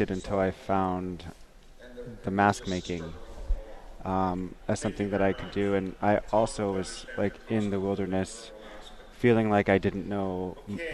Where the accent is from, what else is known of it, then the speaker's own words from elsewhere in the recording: Bethel, Alaska, United States; now in Anchorage, United States; born in Bethel. I'm Yupik and Inupiaq, and I live in Anchorage